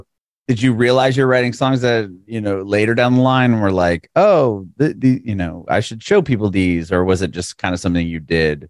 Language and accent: English; San Diego, California, United States; moved away as an adult; now in Nashville, United States; San Diego, California.